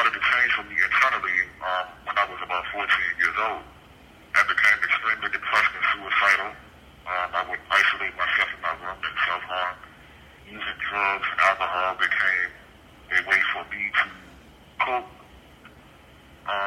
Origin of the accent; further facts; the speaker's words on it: Richmond, Virginia, United States; I was born on October 15th, 1976, at the Medical College of Virginia in Richmond